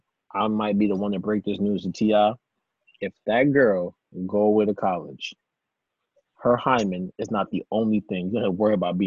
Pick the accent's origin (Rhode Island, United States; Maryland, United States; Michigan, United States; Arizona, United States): Maryland, United States; So Mr. Harris, I reside in Maryland, Maryland. That's where I'm from.